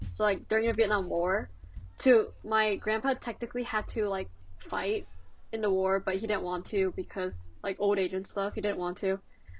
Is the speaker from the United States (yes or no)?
yes; Los Gatos, California, United States; So I was born in Los Gatos